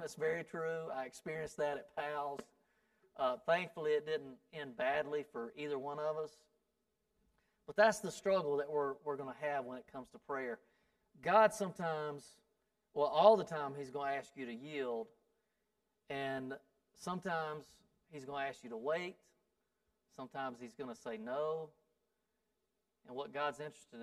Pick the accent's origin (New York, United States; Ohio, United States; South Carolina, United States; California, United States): South Carolina, United States; I'm from South Carolina